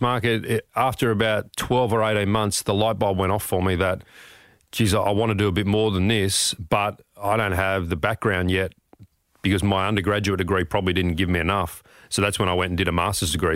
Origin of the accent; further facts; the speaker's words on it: Sydney, New South Wales, Australia; also born or lived in Blakehurst / Connells Point / Oatley; grew up in the eastern suburbs, uh, moved south as I got older with my family